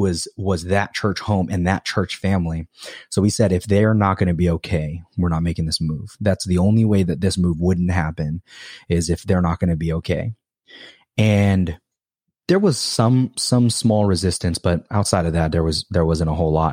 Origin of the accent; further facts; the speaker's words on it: Hawaii, United States; moved away; also born or lived in California; I'm from Hawaii.